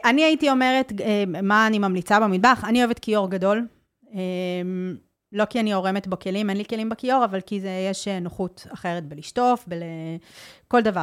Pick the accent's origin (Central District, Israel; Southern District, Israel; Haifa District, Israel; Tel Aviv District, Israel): Tel Aviv District, Israel; Tel Aviv; also born or lived in Netherlands; כשאני גדלתי במרכז תל אביב